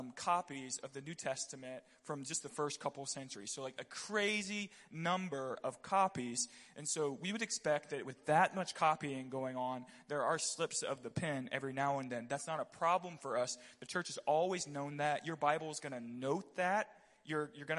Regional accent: Pensacola, Florida, United States; I grew up in the South. I grew up in Pensacola, Florida

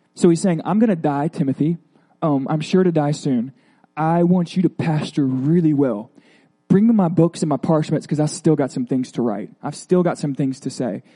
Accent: Florida, United States; I'm from Florida

